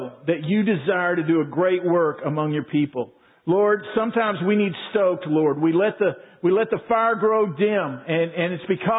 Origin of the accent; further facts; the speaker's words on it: Waco, Texas, United States; moved away as an adult; we grew up in Waco, Pam and I, and we moved away